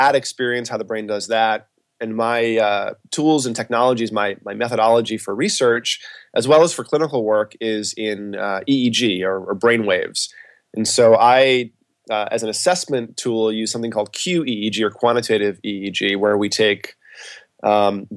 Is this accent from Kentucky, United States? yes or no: no; Westport, Massachusetts, United States; moved away as an adult; also born or lived in Boston, Massachusetts; now in Los Angeles, United States; I grew up in a town called Westport, Massachusetts